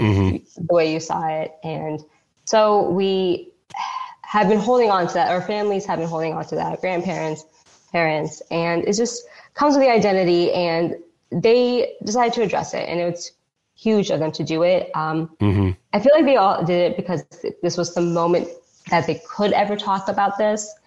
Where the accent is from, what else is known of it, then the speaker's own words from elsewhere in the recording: United States; also born or lived in Pakistan; I grew up in that tri-state oh, area